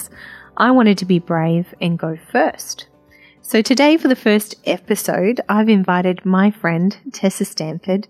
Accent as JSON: {"language": "English", "area": "South Burnett", "region": "Queensland", "country": "Australia", "tie": "born or raised there", "said": "my hometown"}